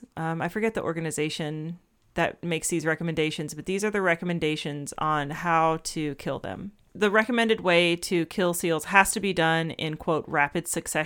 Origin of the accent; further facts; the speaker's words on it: Georgia, United States; I'm thinking about growing up in Georgia and the like freaking white-tailed deer population just exploding.